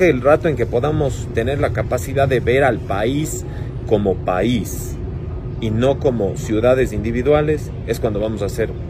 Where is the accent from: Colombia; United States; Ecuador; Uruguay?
Ecuador; Cuenca, Azuay; now in Guayaquil, Ecuador; Como ves, mi acento no es tan cuencano.